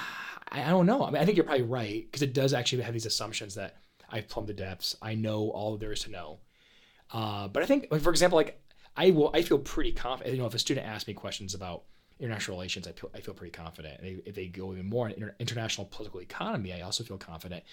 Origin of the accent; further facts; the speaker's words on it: Paw Paw, Michigan, United States; I grew up in Paw Paw, Michigan